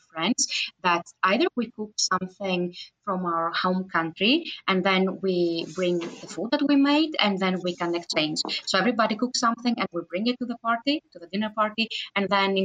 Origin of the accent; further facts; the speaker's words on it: Greece; moved away as an adult; now in Linköping, Sweden; my home country, Greece